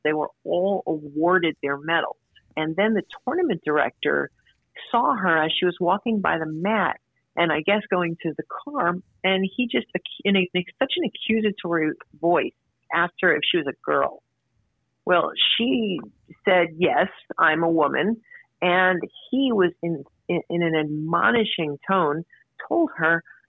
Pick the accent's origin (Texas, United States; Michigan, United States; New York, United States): New York, United States; New York City; we came from, we're from Brooklyn